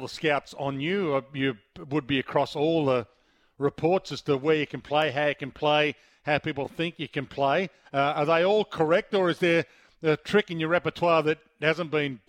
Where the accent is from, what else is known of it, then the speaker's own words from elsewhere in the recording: South Australia, Australia; moved away; I'm from South Australia, Bailey. I moved and didn't go back.